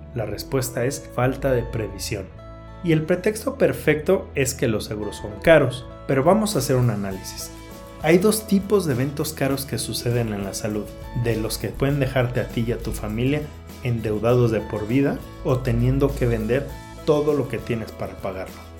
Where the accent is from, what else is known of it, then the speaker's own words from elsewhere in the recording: Mexico; como mexicanos